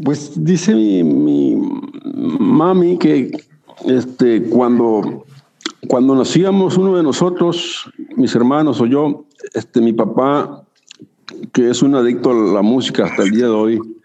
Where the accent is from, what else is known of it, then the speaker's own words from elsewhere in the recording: Chihuahua, Mexico; now in Tijuana, Mexico; yo nací en Chihuahua